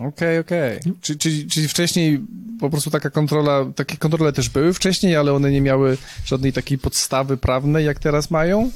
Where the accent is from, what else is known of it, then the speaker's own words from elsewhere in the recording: Nowy Sącz, Lesser Poland, Poland; moved away; Jestem oryginalnie z Nowego Sącza